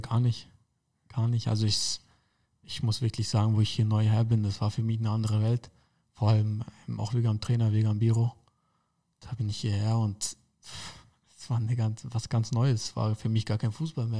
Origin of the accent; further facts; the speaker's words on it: Karlsfeld, Bavaria, Germany; also born or lived in Dachau / Munich; ich bin in Dachau geboren, aber ähm, war eigentlich nur eine Grundschule in Karlsfeld, da wo ich wohne. Ähm, ansonsten war ich ja nicht immer in München. Ich bin in München auf die Sportschule gegangen